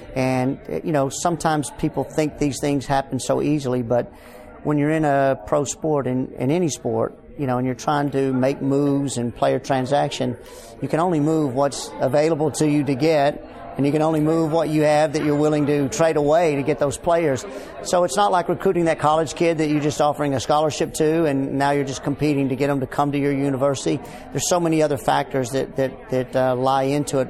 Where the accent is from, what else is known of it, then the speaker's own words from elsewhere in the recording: Dallas, Texas, United States; moved away as an adult; now in Houston, United States; I'm originally from Dallas